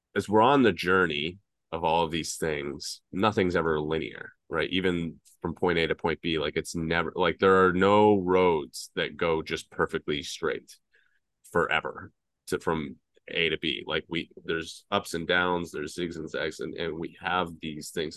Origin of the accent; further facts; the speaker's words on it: Atlanta, Georgia, United States; the Southern boy growing up in Atlanta